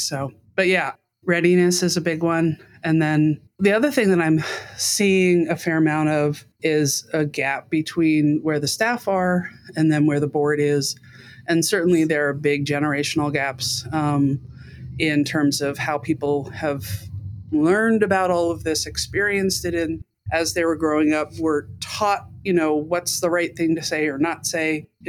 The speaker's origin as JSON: {"language": "English", "region": "Brussels", "country": "Belgium", "tie": "born or raised there", "also_born_or_lived": "London, United Kingdom", "said": "So mostly in Europe. I was in the second half of my dad's career. So I was, you know, how was I growing up? Well, I was the kid brought along for the trip. But yeah, in Brussels and then in London."}